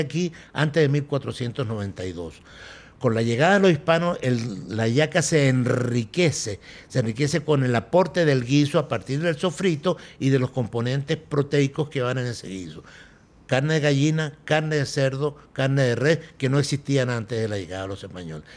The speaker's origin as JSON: {"language": "Spanish", "country": "Venezuela", "said": "antes de ser venezolanos ya comíamos ayaca"}